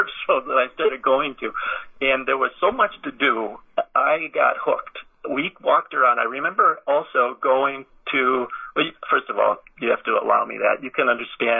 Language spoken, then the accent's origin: English; Racine County, southeastern Wisconsin, United States; I grew up in Racine County, so southeastern Wisconsin